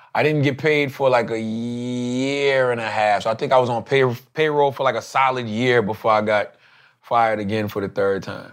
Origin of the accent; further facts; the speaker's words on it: Moncks Corner, South Carolina, United States; moved away; Monk's Corner, which is my hometown